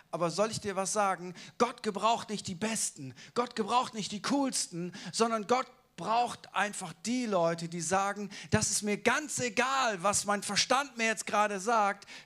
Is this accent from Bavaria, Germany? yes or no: yes; Munich, Bavaria, Germany; ich bin nicht aus Hamburg, ich bin aus München.